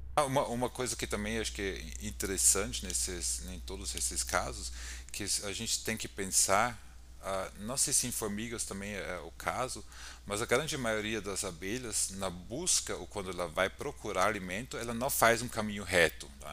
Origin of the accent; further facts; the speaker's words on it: Austria; Portuguese is a second language; moved away as an adult; now in São Paulo, Brazil; eu sou austríaco, ah, trabalho aqui na Universidade de São Paulo atualmente